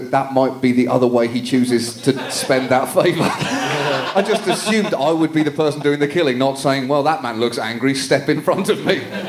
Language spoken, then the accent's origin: English; United Kingdom; That's right. I am professionally British.